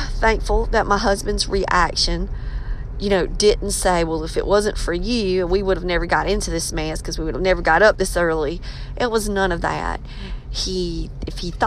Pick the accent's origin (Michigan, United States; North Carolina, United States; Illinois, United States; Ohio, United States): North Carolina, United States; Scotland County area; I'm from Scotland County area. Robeson County and Scotland County border each other.